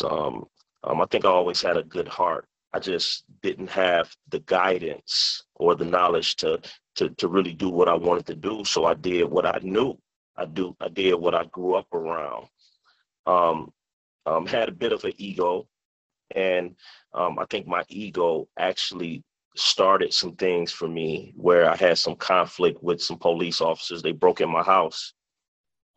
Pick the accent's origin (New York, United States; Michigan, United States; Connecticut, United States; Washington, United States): Michigan, United States; Detroit; born or raised there